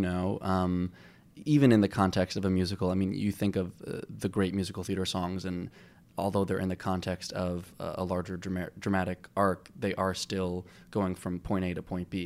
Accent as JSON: {"language": "English", "area": "Long Island", "region": "New York", "country": "United States", "tie": "born or raised there", "said": "I grew up on Long Island"}